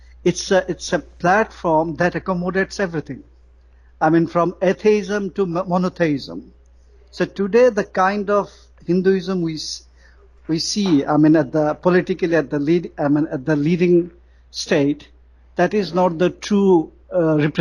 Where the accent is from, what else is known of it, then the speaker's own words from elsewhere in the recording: Bangladesh; what kind of population density we have in Bangladesh